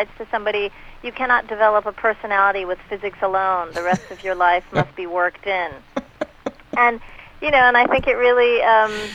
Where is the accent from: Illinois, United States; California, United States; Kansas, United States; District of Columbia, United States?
California, United States; Los Angeles; growing up in Hollywood